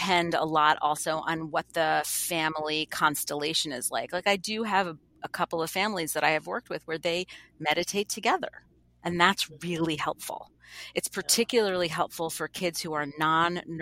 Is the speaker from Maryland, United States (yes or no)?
no; New York, United States; now in Boston, United States; I'm from New York, right? I live in Boston